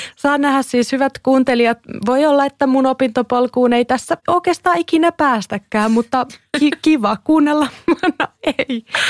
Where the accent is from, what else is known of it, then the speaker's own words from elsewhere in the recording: Kouvola, Kymenlaakso, Finland; moved away; Mä oon siis Kouvolasta, Kouvolan yhteiskoulun lukiosta